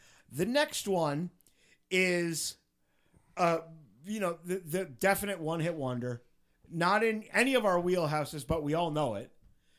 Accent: Palmerton, Pennsylvania, United States; We're from Palmerton.

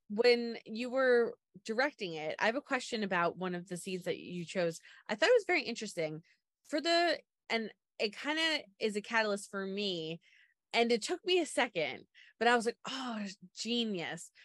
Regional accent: Long Island, New York, United States; I'm from Long Island

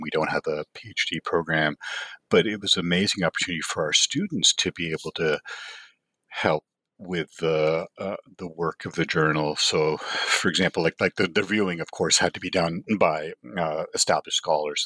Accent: Canada; moved away as an adult; also born or lived in Toronto; now in Los Angeles, United States; I grew up in Canada

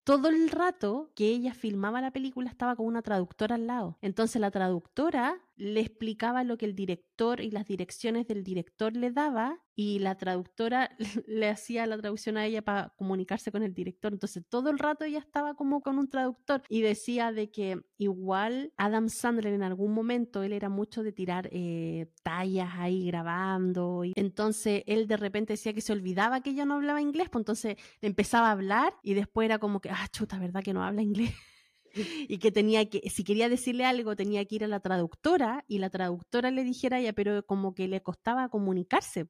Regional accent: Chile; now in United States

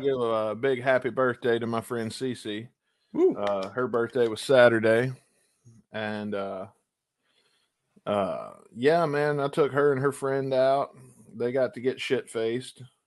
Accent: Booneville, Mississippi, United States; I'm technically from Booneville, Mississippi

